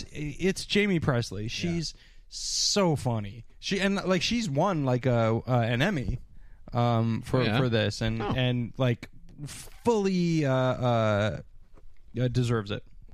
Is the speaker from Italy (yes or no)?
no; Canada; I'm Canadian.